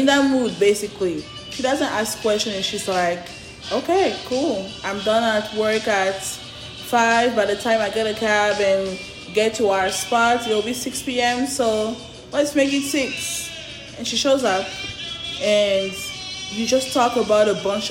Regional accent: Côte d’Ivoire; moved away; I don't live in my home country. Born and raised in Ivory Coast, Cote d'Ivoire

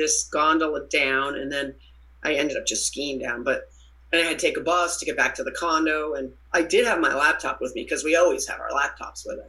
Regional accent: Boston, Massachusetts, United States; I'm from Boston

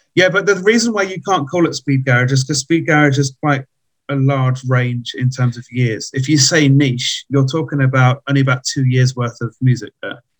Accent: London, United Kingdom; now in Czech Republic; from London originally

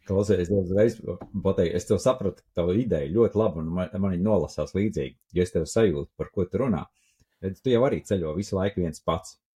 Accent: Latvia; mēs esam latvieši

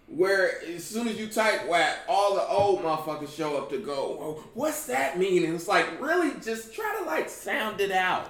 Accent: Indianapolis, Indiana, United States; moved away; also born or lived in Georgia / South Florida; I'm from Indianapolis. You know, originally

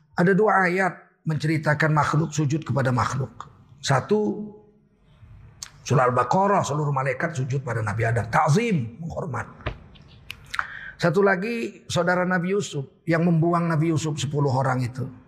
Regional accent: Medan, North Sumatra, Indonesia; moved away; saya orang Melayu

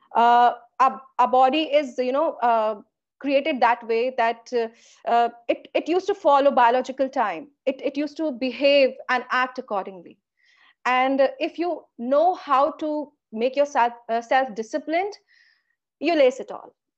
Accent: India; Being an Indian

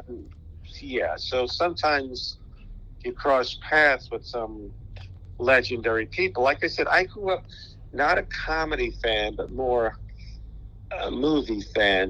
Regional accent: New York City, New York, United States; I grew up in Brooklyn, New York, in Sheepshead Bay

